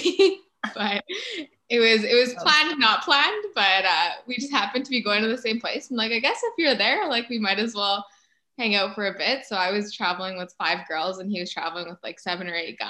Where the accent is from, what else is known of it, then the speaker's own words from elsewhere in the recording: Canada; we're from Canada